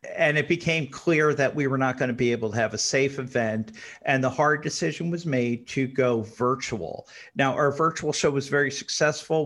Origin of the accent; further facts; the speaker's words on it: New York area, United States; When, when I was a little kid, I grew up in the New York area